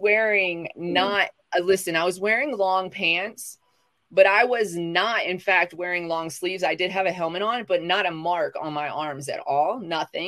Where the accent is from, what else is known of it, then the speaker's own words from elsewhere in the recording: the South, United States; moved away; I'm from the South